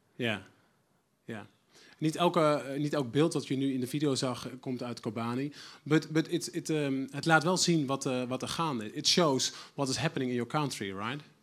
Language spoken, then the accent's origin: Dutch; Netherlands; us as Dutch people